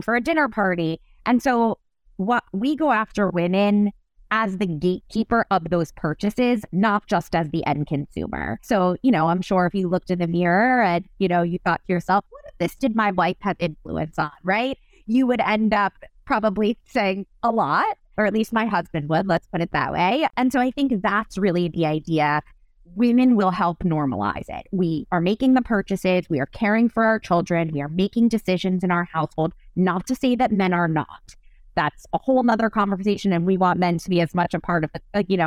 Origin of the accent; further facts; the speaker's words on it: New York, United States; I'm a New Yorker. I've raised my family here.